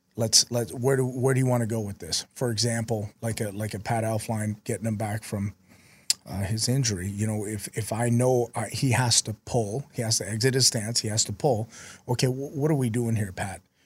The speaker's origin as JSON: {"language": "English", "town": "Vancouver", "region": "British Columbia", "country": "Canada", "also_born_or_lived": "South Dakota / Utah", "moved": "yes", "lives_now": "Minnesota, United States", "said": "I'm from Vancouver, so I'm used to a little cold weather."}